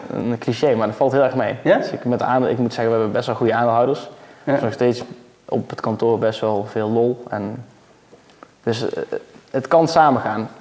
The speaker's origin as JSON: {"language": "Dutch", "country": "Netherlands", "said": "als Nederlander"}